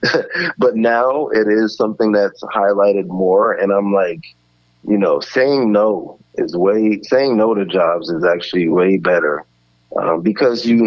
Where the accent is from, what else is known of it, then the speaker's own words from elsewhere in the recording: Edison, New Jersey, United States; I'm from Edison, New Jersey, which is a suburban town in central Jersey.